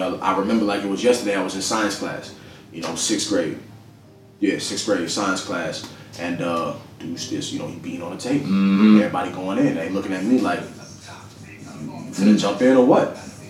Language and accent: English; Madison, Wisconsin, United States; now in Greensboro, United States; originally I'm from Madison, Wisconsin.